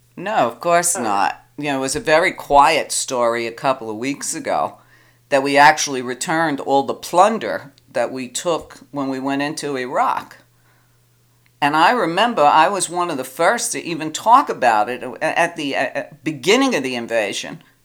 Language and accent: English; New York, United States; I'm a woman, I'm Italian, I'm from New York.